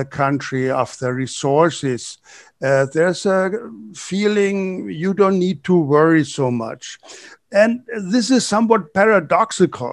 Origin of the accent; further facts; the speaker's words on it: Germany; moved away as an adult; now in Brazil; growing up in Germany